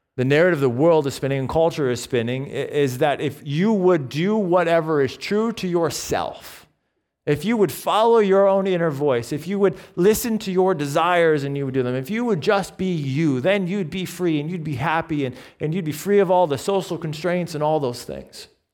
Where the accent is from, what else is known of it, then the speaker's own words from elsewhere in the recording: Binghamton, New York, United States; moved away as an adult; also born or lived in Owego, New York / Taipei, Taiwan / Bridgewater; I was born in Owego, and then I grew up on the south side of Binghamton